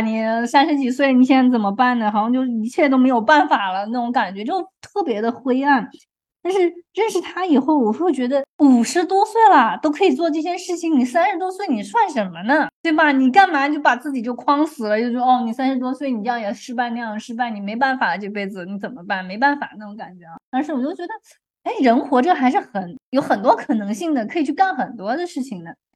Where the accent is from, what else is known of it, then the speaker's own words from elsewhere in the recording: China; moved away as an adult; now in Canada; 我们中国人的数学比他们学得要深嘛